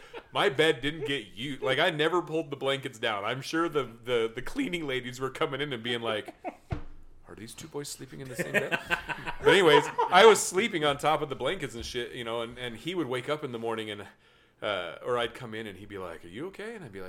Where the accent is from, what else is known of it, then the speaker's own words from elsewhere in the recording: Utah, United States; he knew that I was from Utah.